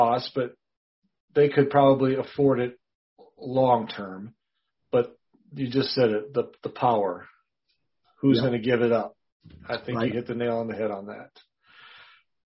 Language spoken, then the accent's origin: English; Wisconsin, United States; I'm from Wisconsin, originally born and raised there.